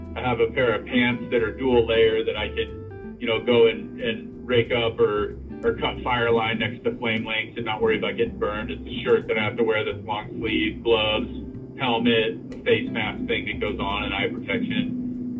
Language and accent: English; San Jose, California, United States; I grew up grew up in uh, Almaden, San Jose